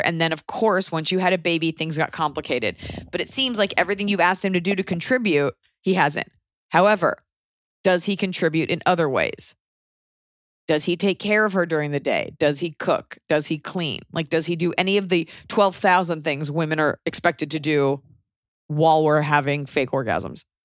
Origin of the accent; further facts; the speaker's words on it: United States; as an American